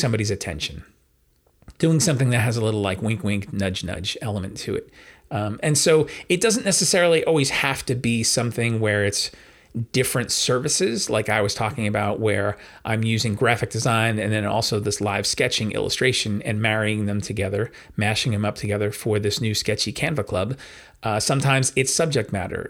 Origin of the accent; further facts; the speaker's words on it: New York, United States; I'm a New Yorker